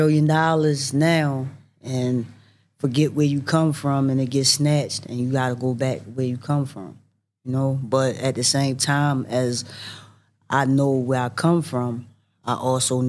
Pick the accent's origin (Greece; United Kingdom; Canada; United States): United States; Baltimore, Maryland; accent: Baltimore; I'm straight from Baltimore